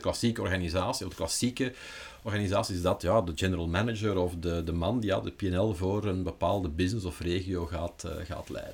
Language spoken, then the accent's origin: Dutch; Leuven area, Flanders, Belgium; ik kom uit het Leuvense.